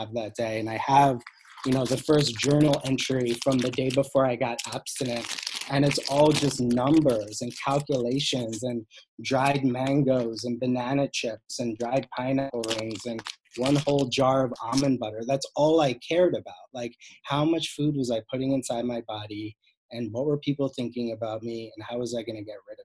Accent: Cold Spring Harbor, New York, United States; I grew up on Long Island in a very perfect looking family, dad doctor, mom psychologist, Cold Spring Harbor

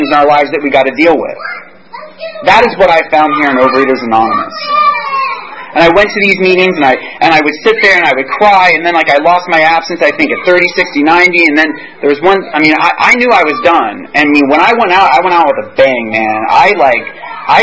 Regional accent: Virginia Beach, Virginia, United States; I'm from Virginia Beach

